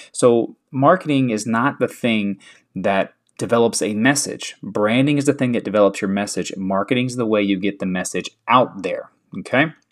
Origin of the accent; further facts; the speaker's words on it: the South, United States; I'm from the South